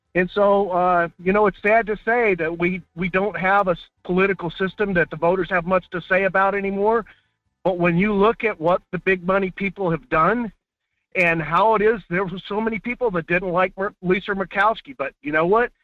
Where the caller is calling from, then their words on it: Delta Junction, Alaska, United States; calling from Delta Junction